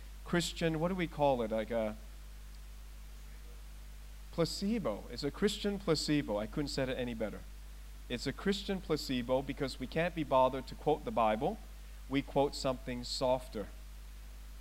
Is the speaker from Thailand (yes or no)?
yes; Thailand; moved away; I was born in Thailand. I was born in one of the strongest practicing Buddhist countries in the world